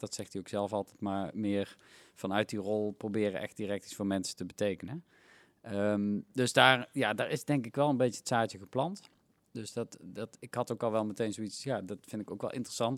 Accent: Helmond, North Brabant, Netherlands; moved away as an adult; also born or lived in Tilburg; now in Eindhoven, Netherlands; want Helmond is waar ik ben opgegroeid

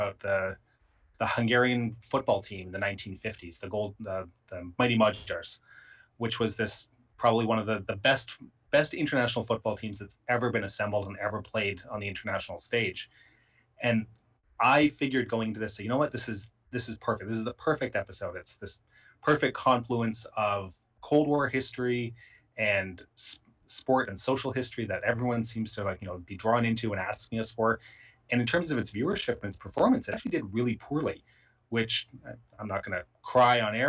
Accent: Canada; myself as a Canadian

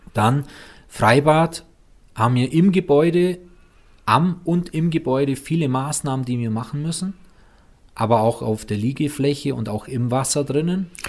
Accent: Füssen, Bavaria, Germany; da wo ich aufgewachsen bin, in Weißensee oben, ähm, beispielsweise Edelweißstraße, da bin ich aufgewachsen

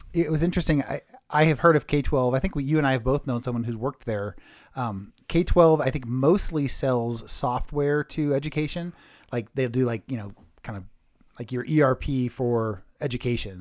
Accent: Redwood City, California, United States; I grew up in Redwood City, California

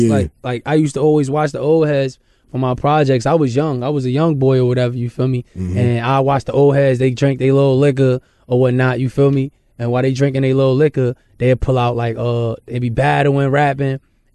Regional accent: Jersey City, New Jersey, United States; It wasn't easy, but to us it seemed regular, but when you look back at it and let other people look who's not there, they say it's the worst thing ever, you feel me?

